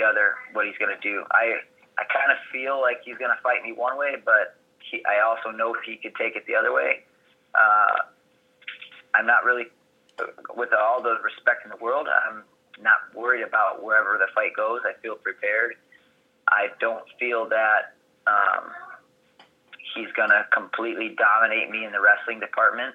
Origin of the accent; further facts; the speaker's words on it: Chicago, Illinois, United States; I'm from Chicago area